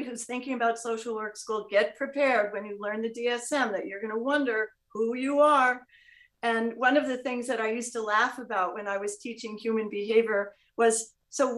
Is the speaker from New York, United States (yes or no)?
yes; New York City, New York, United States; there I was in my hometown, New York City